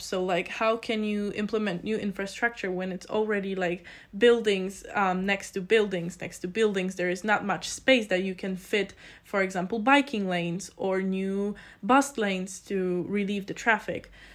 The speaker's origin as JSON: {"language": "English", "country": "Poland", "moved": "as an adult", "lives_now": "Innsbruck, Austria", "said": "I come from a very small village in Poland"}